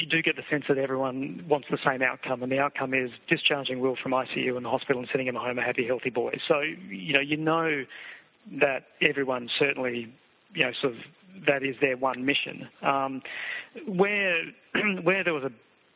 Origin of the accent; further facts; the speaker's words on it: Adelaide, South Australia, Australia; moved away; we're both from Adelaide.